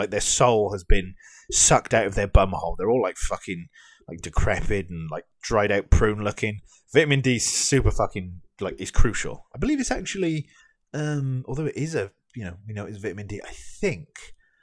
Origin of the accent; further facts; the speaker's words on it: United Kingdom; me as a Brit